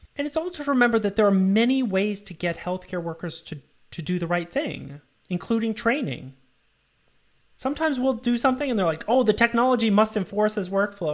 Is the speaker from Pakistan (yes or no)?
no; Canada; moved away as an adult; also born or lived in United States; I'm from Canada